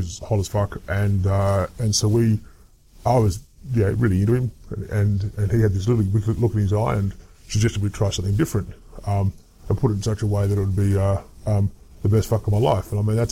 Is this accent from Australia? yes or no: yes; Adelaide, South Australia, Australia; I grew up in Adelaide